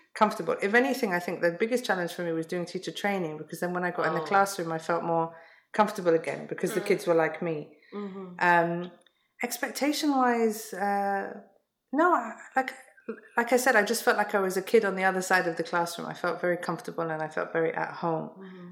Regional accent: London, United Kingdom; I was mm-hmm. born and born and raised in London

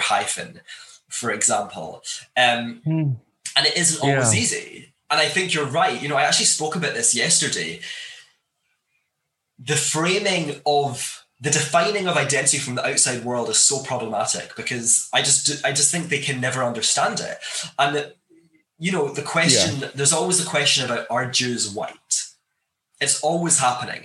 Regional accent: Glasgow, Scotland, United Kingdom; I grew up in Scotland, in Glasgow, in Scotland

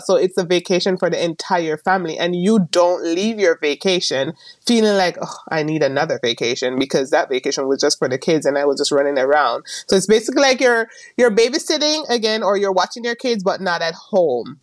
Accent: Jamaica; moved away as an adult; also born or lived in Maryland, United States; now in California, United States; I am originally from Jamaica. I came here a few years ago

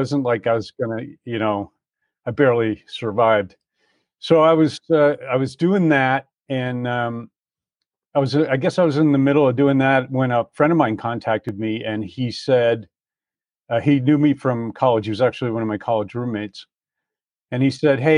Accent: Croton-on-Hudson, New York, United States; moved away; also born or lived in San Diego, California; I grew up on the East Coast in a little town in in Westchester County, New York, called Croton-on-Hudson

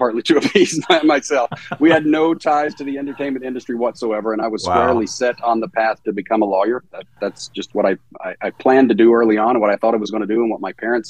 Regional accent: southwest Virginia, United States; I grew up in the American South. So I grew up in Virginia, in the southwest corner of Virginia, right on the Virginia-Tennessee border.

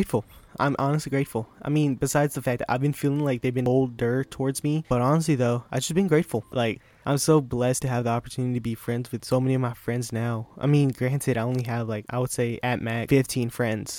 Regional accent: United States; it's a small country town, and it's Franklin County

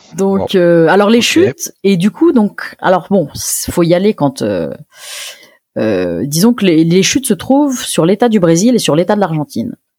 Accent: France; en tant que française

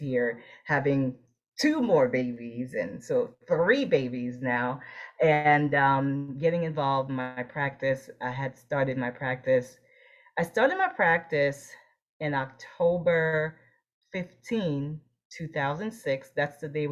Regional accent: New Jersey, United States; moved away as an adult; also born or lived in Boston / Florida; I grew up in New Jersey.

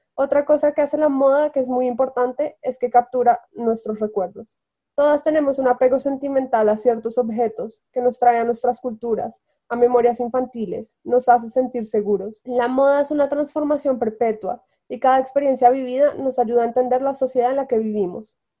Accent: Bogotá, Colombia; moved away as an adult; also born or lived in Los Angeles, United States / New York, United States; now in Paris, France; cuando me fui de Colombia, como cuando estaba en Bogotá, era mi línea directa con mi casa

